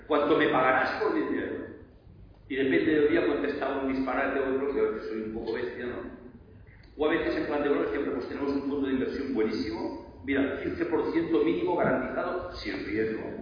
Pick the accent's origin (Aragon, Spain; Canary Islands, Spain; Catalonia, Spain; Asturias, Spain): Catalonia, Spain; Barcelona; yo soy de Barcelona